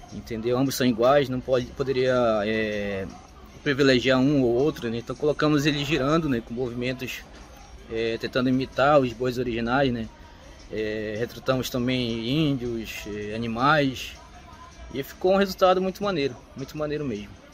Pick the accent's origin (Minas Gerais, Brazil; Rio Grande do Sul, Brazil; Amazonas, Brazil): Amazonas, Brazil; Parintins; sou de Paritins